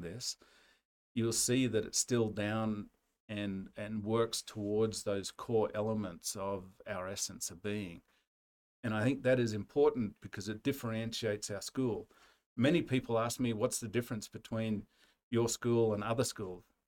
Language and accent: English; Australia; now in United States; we, Australians who live abroad